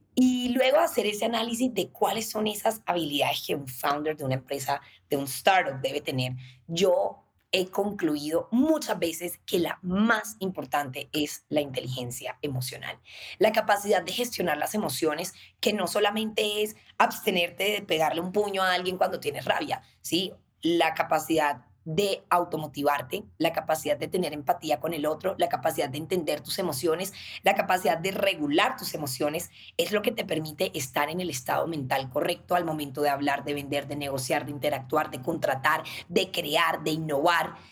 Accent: Cartagena, Bolívar, Colombia; nosotras crecimos en Cartagena, nacimos en Cartagena

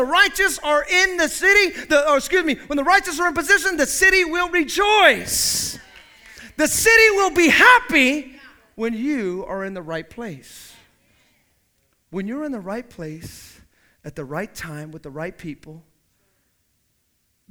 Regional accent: the Bay Area, California, United States; moved away as an adult; also born or lived in the South; I grew up in the Bay

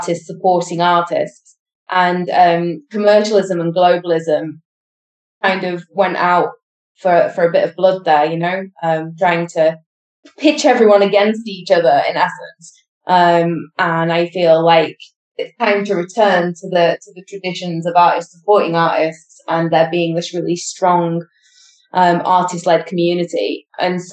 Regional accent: United Kingdom; now in Spain; we are British citizens, but living in Spain

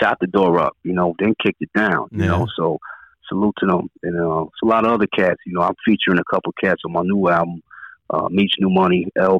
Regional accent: Buffalo, New York, United States; growing up in Buffalo, man, you know, like any other city, you know, inner city, urban

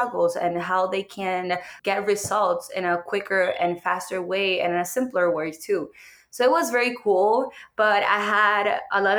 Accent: Puerto Rico; English is a second language; moved away as an adult; now in United States; I am from Puerto Rico

